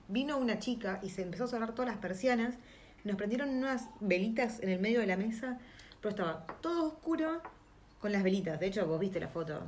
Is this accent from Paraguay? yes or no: no; Argentina; now in New Zealand; uno como argentino